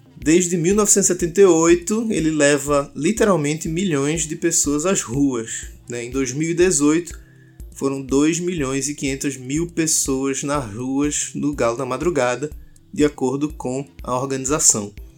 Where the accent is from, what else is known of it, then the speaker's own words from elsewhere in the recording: Pernambuco, Brazil; Nós, pernambucanos, o povo mais receptivo e com o sotaque mais gostoso do país